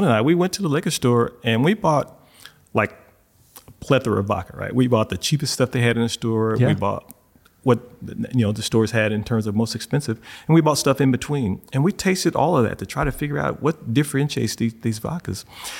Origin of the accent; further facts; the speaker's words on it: Arkansas, United States; And, you know, we're from Arkansas.